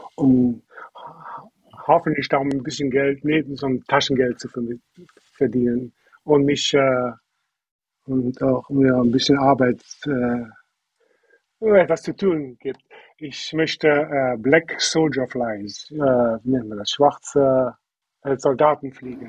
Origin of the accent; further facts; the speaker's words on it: Germany; moved away as an adult; also born or lived in Wisconsin, United States; now in United States; Ich bin in, in Döken auf einem, auf einem Bauernhof aufgewachsen